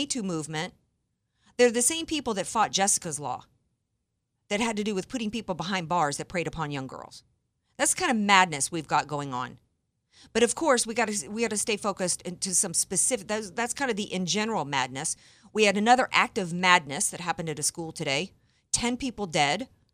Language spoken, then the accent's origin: English; the South, United States; I grew up in the South